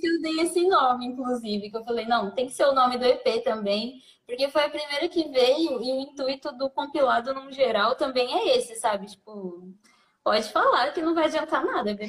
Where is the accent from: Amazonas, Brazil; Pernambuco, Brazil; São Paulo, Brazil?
São Paulo, Brazil; also born or lived in Santo André; boa parte da, da, da minha criação foi num, meio no, já numa conexão Goianás e Itaquera